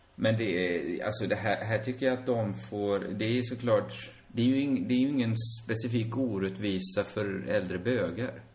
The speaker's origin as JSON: {"language": "Swedish", "country": "Sweden", "tie": "born or raised there", "said": "både du och jag är ju födda i Sverige och vi lever i Sverige"}